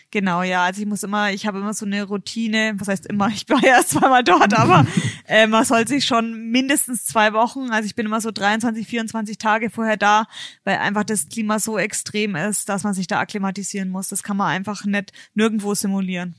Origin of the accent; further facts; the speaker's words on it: Bayreuth, Bavaria, Germany; Ich komme ja aus Bayreuth